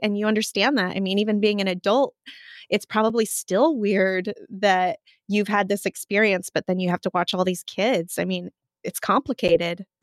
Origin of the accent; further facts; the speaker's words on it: Montana, United States; moved away; also born or lived in Washington State; growing up in Montana